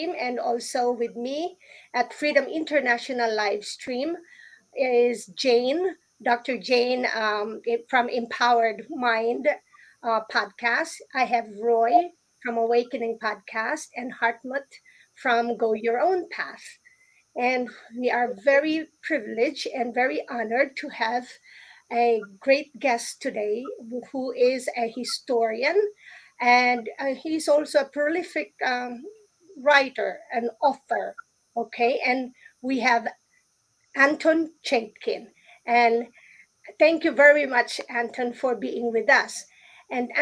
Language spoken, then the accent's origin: English; Philippines; I grew up in the Philippines